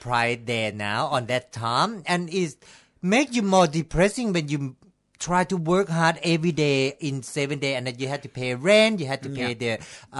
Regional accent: Thailand; English is a second language; Yeah, I'm from Thailand.

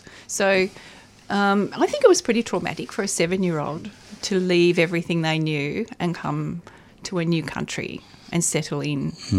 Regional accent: Melbourne, Victoria, Australia; also born or lived in Dartford, England; I came from Holy Family in Dufton.

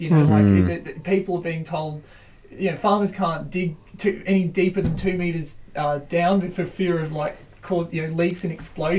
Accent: Ipswich, Queensland, Australia; I'm from Ipswich

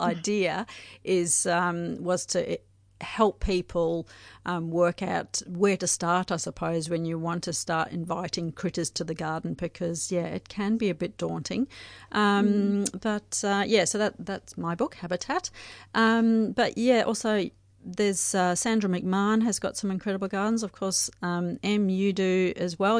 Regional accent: South Africa; moved away; I grew up in South Africa

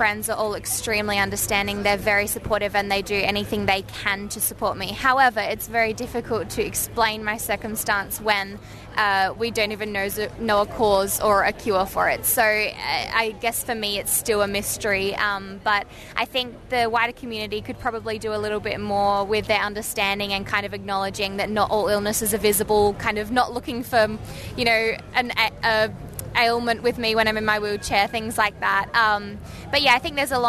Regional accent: Adelaide, South Australia, Australia; I'm from Adelaide in South Australia

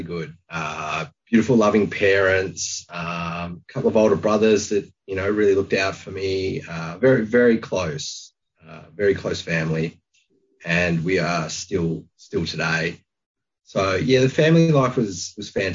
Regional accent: Launceston, Tasmania, Australia; moved away; I grew up in Launceston

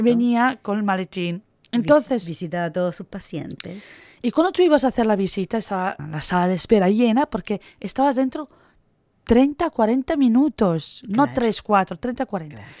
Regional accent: Italy; moved away; soy italiana

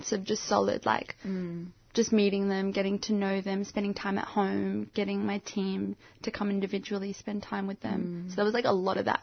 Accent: Australia; I'm African Australian

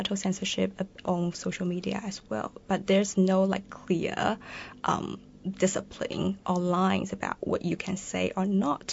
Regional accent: China; now in Melbourne, Australia; So I'm originally from China. I'm a Chinese queer female researcher in now Melbourne

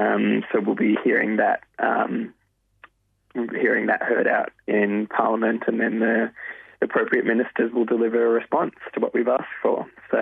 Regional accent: Coburg, Victoria, Australia; Coburg, my hometown

